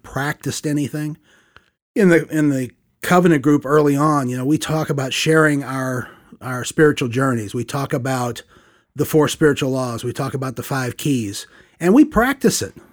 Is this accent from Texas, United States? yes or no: no; St. Louis, Missouri, United States; moved away as an adult; also born or lived in Tallahassee, Florida; born and raised in the Midwest. Uh, we attended the United Church of Christ, uh, for, well, till we moved away from Saint Louis. So thirty-three years